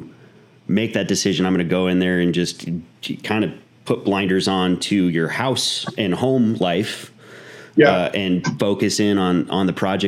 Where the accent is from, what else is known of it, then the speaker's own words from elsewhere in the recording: Mesa, Arizona, United States; also born or lived in Gilbert, Arizona; we're in Gilbert, Arizona. So I grew up in Mesa